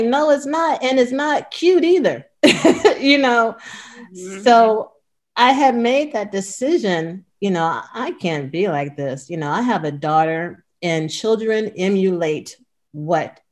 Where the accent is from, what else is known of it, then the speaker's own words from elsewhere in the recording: Cleveland, Ohio, United States; moved away as an adult; now in California, United States; I was born and raised in Cleveland